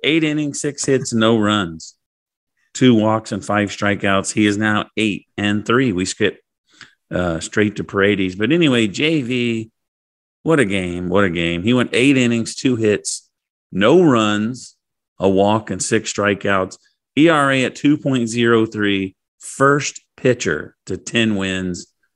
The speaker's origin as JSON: {"language": "English", "country": "United States", "said": "I'm an American"}